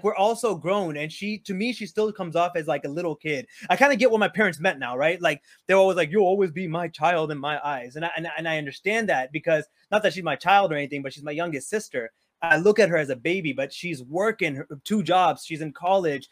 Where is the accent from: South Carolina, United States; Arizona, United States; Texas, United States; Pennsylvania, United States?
Texas, United States; Houston; I grew up with her in Houston